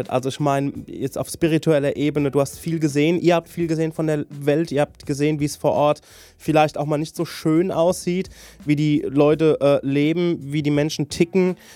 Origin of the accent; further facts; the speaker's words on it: Saarland, Germany; ich komme aus dem Saarland